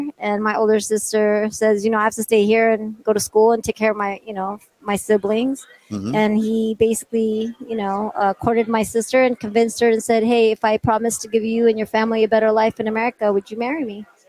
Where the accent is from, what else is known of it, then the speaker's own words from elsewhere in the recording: Philippines; I'm Filipino, right? Spanish, and Portuguese.